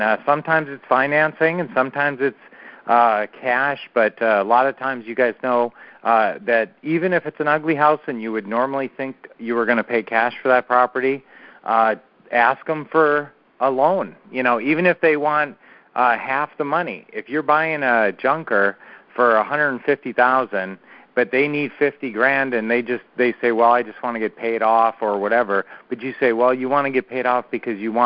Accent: Minneapolis, Minnesota, United States; now in Phoenix, United States; Our original hometown, well, we were raised in Minneapolis area

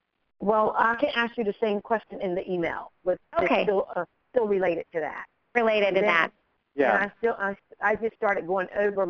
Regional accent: Wilmington, North Carolina, United States; I am from Wilmington, North Carolina.

